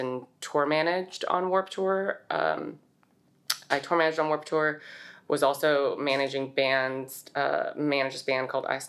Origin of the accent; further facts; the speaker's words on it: Saratoga, California, United States; So I grew up in Saratoga, California. This is a town in the Bay. I've been there my whole life